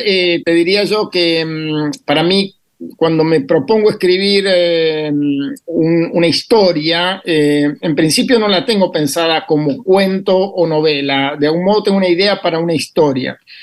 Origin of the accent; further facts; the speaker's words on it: Bahía Blanca, Buenos Aires Province, Argentina; nací en Bahía Blanca